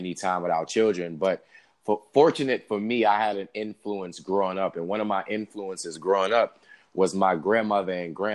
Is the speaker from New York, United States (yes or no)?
yes; New York City, New York, United States; I was raised in New York City, Staten Island, New York.